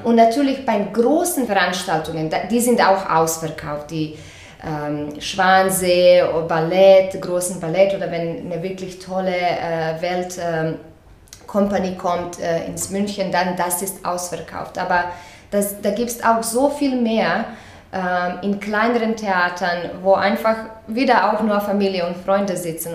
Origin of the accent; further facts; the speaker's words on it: Croatia; moved away; also born or lived in Zagreb; ich komme aus Kroatien